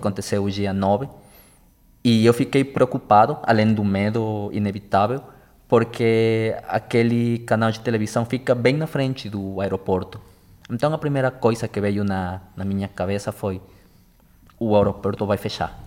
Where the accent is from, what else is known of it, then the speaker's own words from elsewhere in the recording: Ecuador; Portuguese is a second language; moved away as an adult; now in Brazil; eu sou equatoriano, e todo final do ano, desde o 2017 que eu moro aqui no Brasil, eu viajo para meu país.